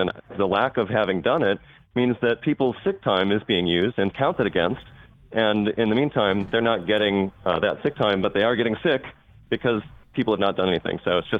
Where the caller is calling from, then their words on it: Madison, Alabama, United States; I'm calling from Madison, Alabama.